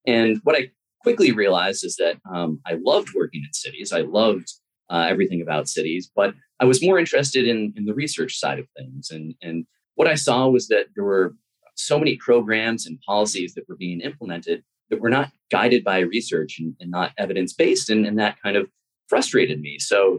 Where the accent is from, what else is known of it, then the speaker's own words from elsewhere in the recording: a suburb right outside Boston, Massachusetts, United States; now in Baltimore, United States; So I grew up in a suburb right outside Boston